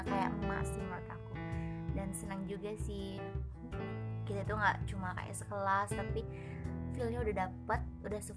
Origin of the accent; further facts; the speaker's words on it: Java, Indonesia; karena kebetulan aku juga orang Jawa jadi gini tuh sering kayak tanya-tanya